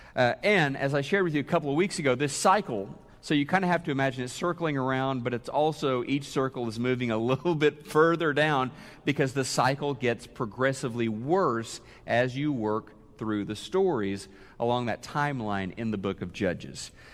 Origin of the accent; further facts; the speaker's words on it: Neosho, Missouri, United States; moved away as an adult; also born or lived in Oklahoma City, Oklahoma; Neosho, Missouri, my hometown, I was going to college in Oklahoma City, lived, uh, grew up in Neosho